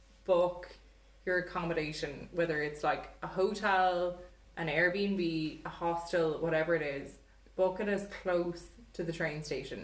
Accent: Galway, Connacht, Ireland; So we came from Galway, or we came from Ireland, went on our big holiday, travelled around.

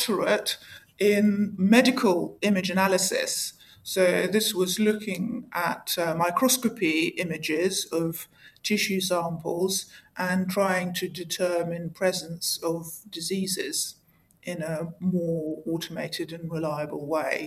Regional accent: Russia; moved away; I'm not English or American. I actually was born and raised in Soviet Russia

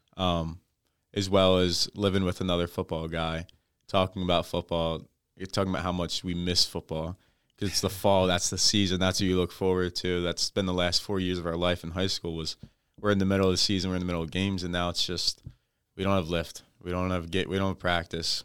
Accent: New Jersey, United States; I'm from South Jersey

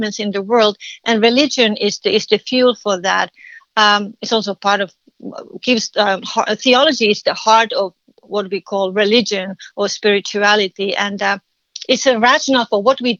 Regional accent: Finland; English is a second language; moved away as an adult; now in United States; I'm a Finnish. I'm from Finland. I lived in this country for 30 years.

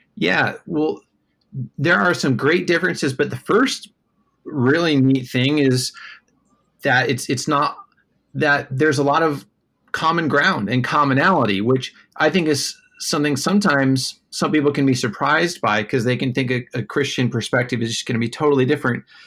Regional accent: Des Moines, Iowa, United States; also born or lived in Minneapolis, Minnesota; now in New York City, United States; I grew up in Des Moines, Iowa

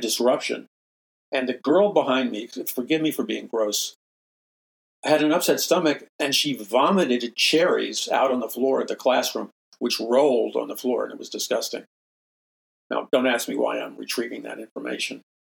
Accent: New York City, New York, United States; I'm from New York City

